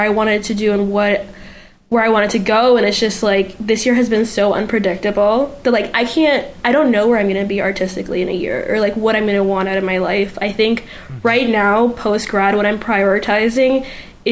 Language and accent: English; Puerto Rico; first language Spanish; English is a second language; moved away as an adult; now in Florida, United States; I am from Puerto Rico. Like, my first language is Spanish. My second language is English. And I lived here there for, like, I want to say, like, 19, 20 years of my life.